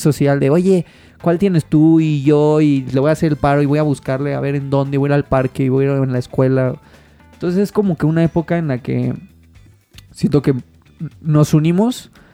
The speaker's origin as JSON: {"language": "Spanish", "country": "Mexico", "said": "como todo mexicano"}